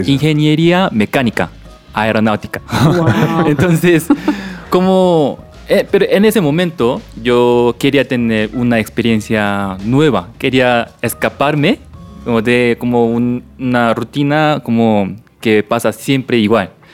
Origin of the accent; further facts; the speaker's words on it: South Korea; Spanish is a second language; moved away as an adult; also born or lived in Ecuador; now in Bogotá, Colombia; soy de Corea